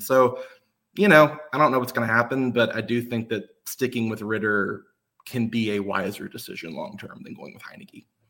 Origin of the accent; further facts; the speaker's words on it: Nashville, Tennessee, United States; I'm from Nashville